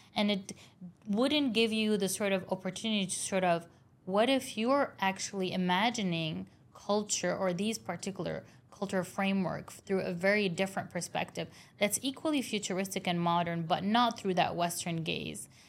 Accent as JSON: {"language": "English", "town": "Beirut", "region": "Beirut Governorate", "country": "Lebanon", "tie": "born or raised there", "said": "I grew up in Beirut"}